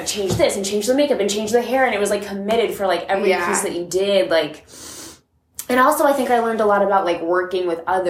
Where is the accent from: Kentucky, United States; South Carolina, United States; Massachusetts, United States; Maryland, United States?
Massachusetts, United States; moved away; I'm from Massachusetts. I grew up at a comp studio there